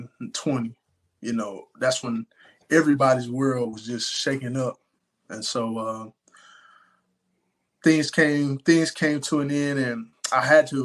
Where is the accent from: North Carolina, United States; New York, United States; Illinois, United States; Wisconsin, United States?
North Carolina, United States; Fayetteville; I'm originally from Fayetteville, North Carolina.